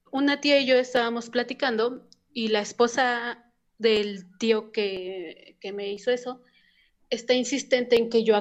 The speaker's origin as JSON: {"language": "Spanish", "country": "Mexico", "said": "yo soy de México igual."}